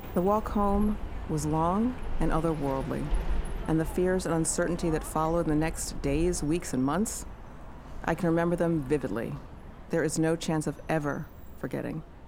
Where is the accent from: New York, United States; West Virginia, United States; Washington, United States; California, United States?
New York, United States; New York City; I was born and raised in New York City.